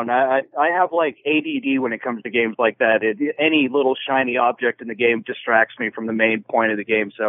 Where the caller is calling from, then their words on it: Santa Rosa, California, United States; from Santa Rosa, California.